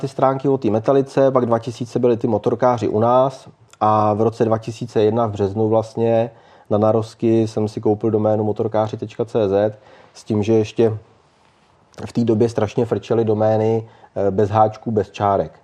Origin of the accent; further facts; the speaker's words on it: Mnichovo Hradiště, Central Bohemian Region, Czechia; jsem prostě z Mnichova hradiště